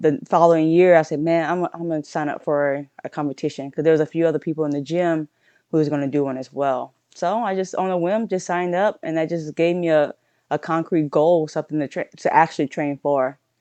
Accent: Centerville, Louisiana, United States; also born or lived in Nevada; now in Virginia, United States; I'm originally born and raised from Louisiana

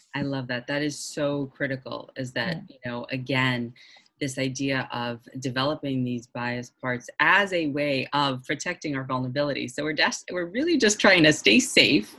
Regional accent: Boston, Massachusetts, United States; I'm from Boston also

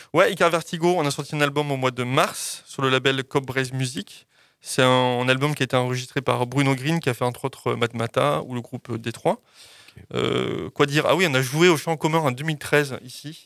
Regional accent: southwest France, France; moved away; mon village de sud-ouest, de là où j'ai grandi énormément.

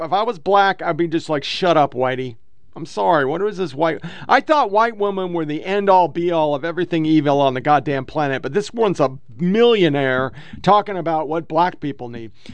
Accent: Oregon, United States; I was born and raised in Oregon

